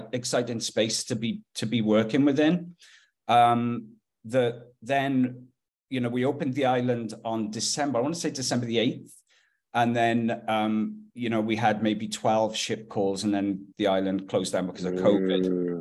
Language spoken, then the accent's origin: English; Wales, United Kingdom; moved away as an adult; also born or lived in Haiti; now in Kelowna, Canada; I'm from Wales.